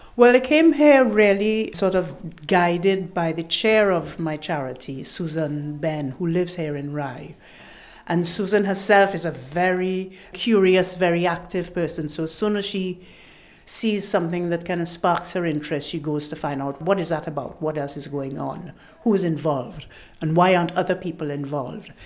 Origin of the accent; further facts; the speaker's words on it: Trinidad & Tobago; moved away; It's part of my culture growing up in Trinidad.